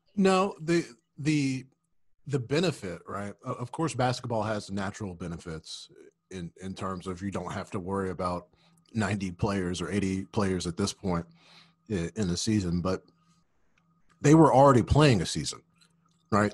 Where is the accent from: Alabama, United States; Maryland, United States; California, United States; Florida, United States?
Alabama, United States; Birmingham; moved away; I'm from Birmingham, Alabama